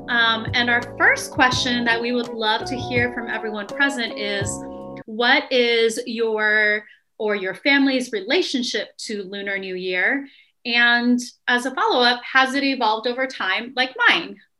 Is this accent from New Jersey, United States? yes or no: no; upstate New York, United States; I was born in upstate New York.